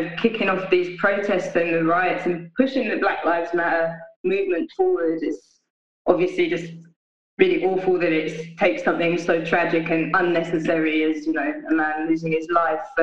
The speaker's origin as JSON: {"language": "English", "region": "London", "country": "United Kingdom", "moved": "yes", "lives_now": "Glasgow, United Kingdom", "said": "I'm based in Glasgow now, but I'm from London originally."}